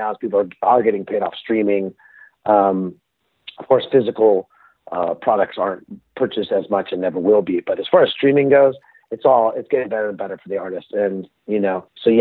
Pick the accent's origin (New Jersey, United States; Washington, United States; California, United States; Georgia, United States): California, United States; Palo Alto; moved away; also born or lived in Melbourne, Australia; I'm from Palo Alto